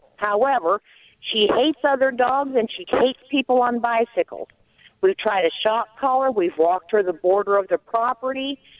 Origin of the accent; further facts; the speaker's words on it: Iowa, United States; I'm from Iowa, and I'm heading to Arizona to get some warm weather.